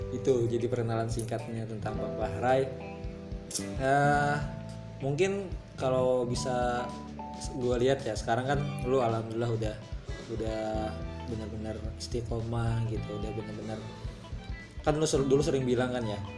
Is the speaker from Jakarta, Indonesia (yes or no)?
yes; Betawi, Jakarta, Indonesia; Tapi lahirnya di Betawi.